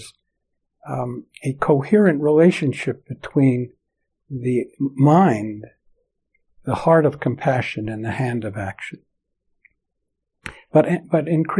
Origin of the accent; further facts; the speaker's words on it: New York, United States; moved away; also born or lived in San Francisco Bay Area / Tokyo, Japan; I grew up in New York